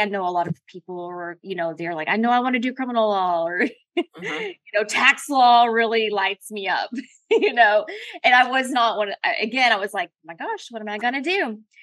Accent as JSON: {"language": "English", "region": "Colorado", "country": "United States", "tie": "born or raised there", "said": "I was born in Colorado"}